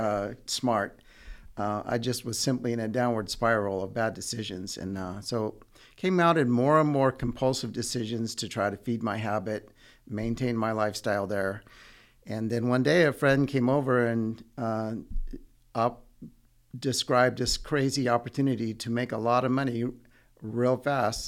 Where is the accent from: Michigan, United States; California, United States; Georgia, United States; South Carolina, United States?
California, United States; Redding; also born or lived in Yuba City, California; I grew up in Northern California in a town called Redding until I was about sixteen